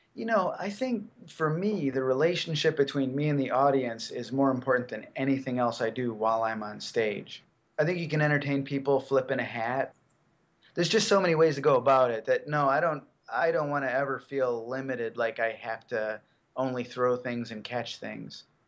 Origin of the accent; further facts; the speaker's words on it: Chicago, Illinois, United States; I grew up in Chicago. I lived right downtown